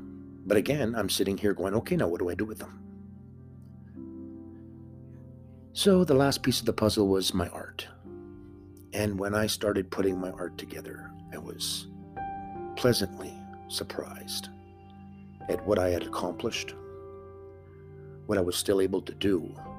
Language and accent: English; Canada; I'm Canadian.